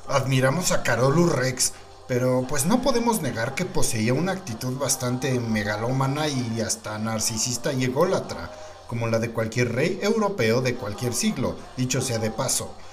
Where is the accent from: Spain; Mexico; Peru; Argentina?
Mexico; el vikingo mexicano